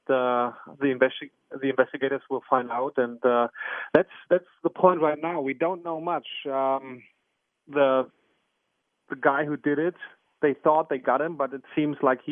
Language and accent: English; Berlin, Germany; born or raised there